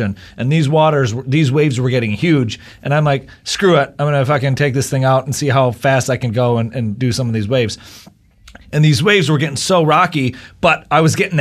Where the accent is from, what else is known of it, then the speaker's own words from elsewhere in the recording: Bay City, Michigan, United States; moved away as an adult; also born or lived in Florida; I moved out of Bay City, Michigan, out of my hometown